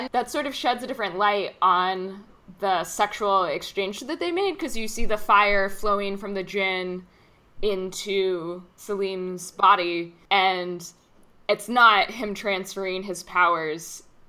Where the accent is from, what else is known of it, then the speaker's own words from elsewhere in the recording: United States; growing up as an American